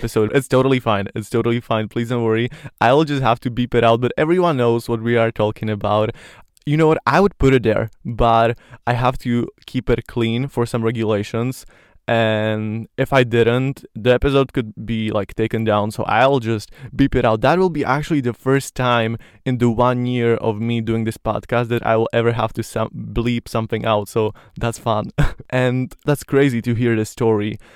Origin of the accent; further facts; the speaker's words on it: Slovakia; first language Slovak; English is a second language; I love Slovak because it's, you know, my mother language